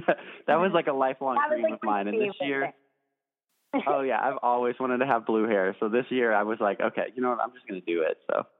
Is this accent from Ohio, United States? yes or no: no; Nashville, Tennessee, United States; growing up in Nashville, of course, I had a ton of country music influences.